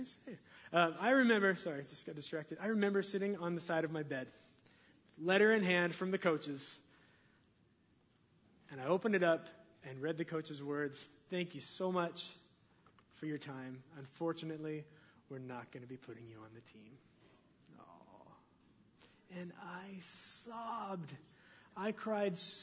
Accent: Linden, United States; I grew up here in Linden

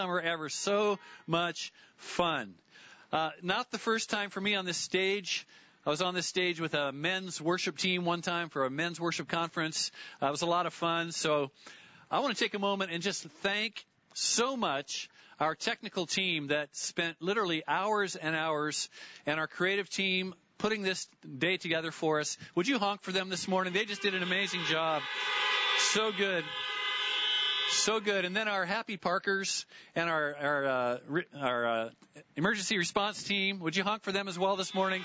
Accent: Lynden, Washington, United States; I grew up in Linden

